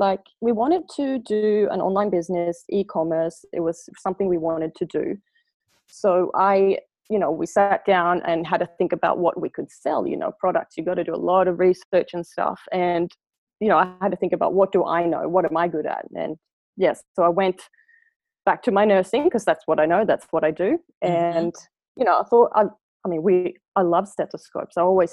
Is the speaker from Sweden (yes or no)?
yes; Sweden; accent: Swedish Australian mixture; now in Australia; And then obviously now I have a weird Swedish Australian mixture, and people ask me if I'm South African all the time.